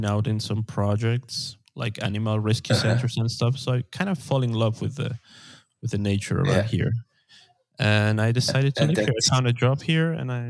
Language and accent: English; Quito, Pichincha, Ecuador; moved away as an adult; I am from Quito, the capital city, but I didn't like the big city life anymore.